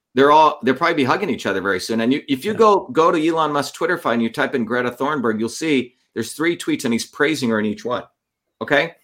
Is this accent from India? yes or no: yes; India; now in United States; growing up in India in the caste system